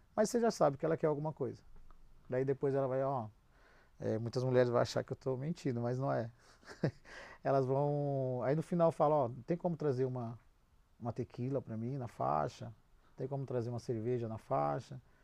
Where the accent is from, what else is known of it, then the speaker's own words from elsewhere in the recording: Brazil; a gente, como é brasileiro